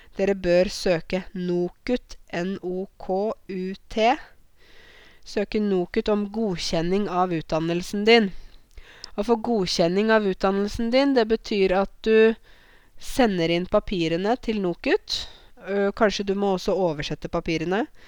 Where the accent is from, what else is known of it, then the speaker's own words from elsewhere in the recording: Norway; vi bor i et land som er kaldt